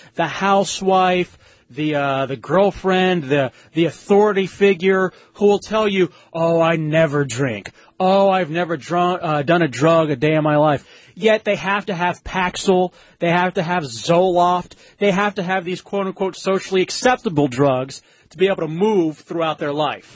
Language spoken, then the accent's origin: English; Texas, United States; moved away; also born or lived in Florida; growing up in Texas